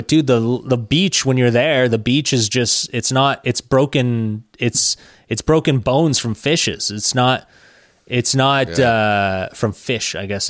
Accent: Quebec, Canada; I'm from Quebec.

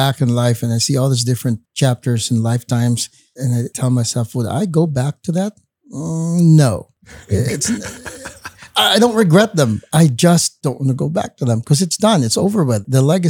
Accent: Bacolod, Western Visayas, Philippines; moved away; I was born and raised in Bacolod. They call it the sugar capital of the Philippines.

